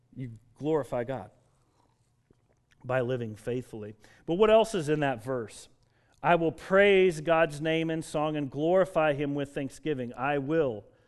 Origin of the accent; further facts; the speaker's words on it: Denver, Colorado, United States; I grew up in Denver, Colorado